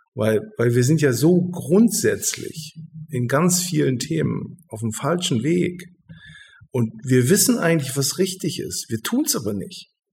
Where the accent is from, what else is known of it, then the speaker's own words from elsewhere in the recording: Hildesheim, Lower Saxony, Germany; das ist meine Heimat ich bin, äh, ich bin hier geboren und ich bin hier aufgewachsen